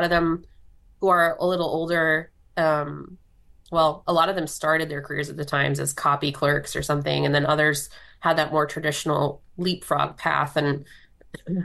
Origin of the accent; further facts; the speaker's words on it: Elkhart, Indiana, United States; moved away as an adult; So I'm from Elkhart, Indiana. And started out at my hometown paper called the Elkhart Truth in 2007